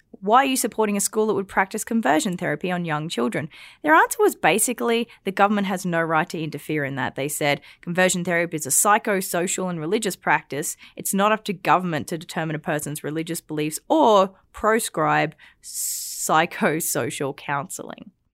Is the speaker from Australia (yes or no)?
yes; Australia; now in Alberta, Canada; I'm Australian